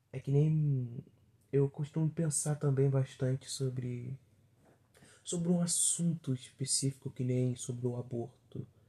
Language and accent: Portuguese; interior of Rio de Janeiro state, Brazil; Não, não sou carioca, sou fluminense. Assim, no interiorzinho aqui de, do Rio de Janeiro. Duas horas da capital.